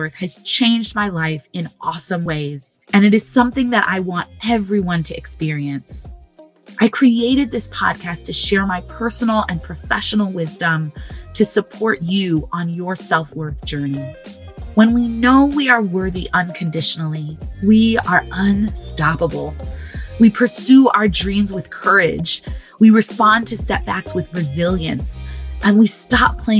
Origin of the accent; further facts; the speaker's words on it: Southern California, United States; now in Chicago, United States; I'm from Southern California, and now I live in Chicago, the Windy City, with my fiance